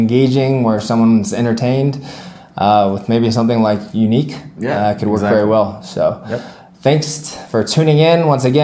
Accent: Miami, Florida, United States; I'm from Miami, Florida

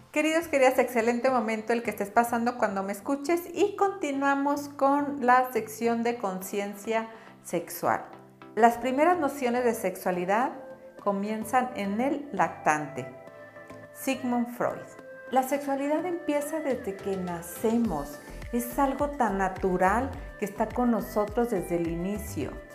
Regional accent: Chihuahua, Mexico; moved away; also born or lived in central/southern Mexico; Yo vengo del norte, yo vengo de Chihuahua y allá yo cuando crecí

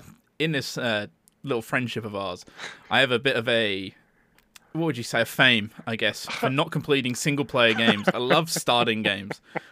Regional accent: United States; I'm from America.

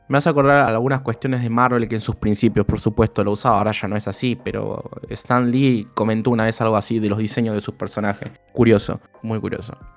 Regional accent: Granada, Andalusia, Spain; para la que no me siga, soy granadina japonesa

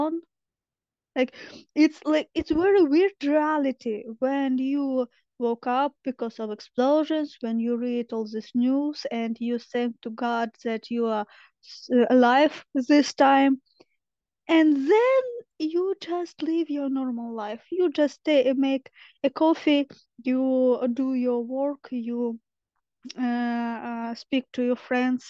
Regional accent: Dnipropetrovsk Oblast, Ukraine; English is a second language; I'm from Dnipro region. It's central part of Ukraine

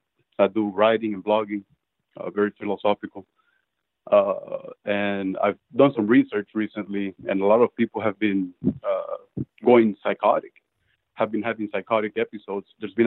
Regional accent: Venezuela; English is a second language; now in United States; I came from Venezuela. I'm Latino.

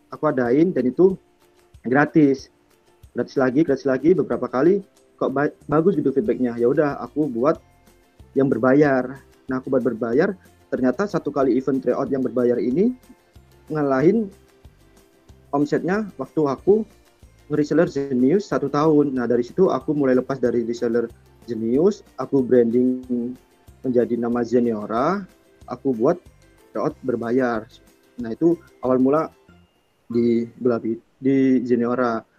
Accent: Sidoarjo, East Java, Indonesia; ya jadi untuk di intro awal jadi aku tuh dari sidoarjo terus eh, kebetulan aku tuh emang suka jualan

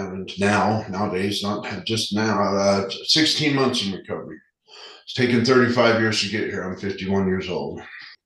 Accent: Salt Lake City, Utah, United States; also born or lived in Sandy, Utah; Born and raised in Salt Lake

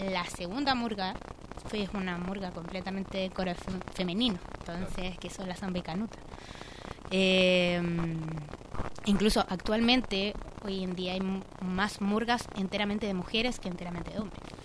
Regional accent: Valparaíso, Chile; yo soy de Valparaíso

